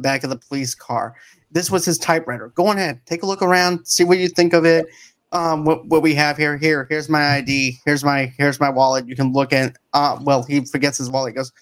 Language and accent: English; Boston, Massachusetts, United States; I'm from Boston